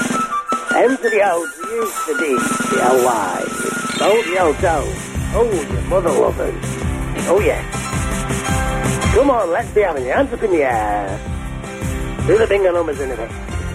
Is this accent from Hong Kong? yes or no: no; Stockport, North West England, United Kingdom; I'm actually from Stockport. I'm born and bred in Stockport.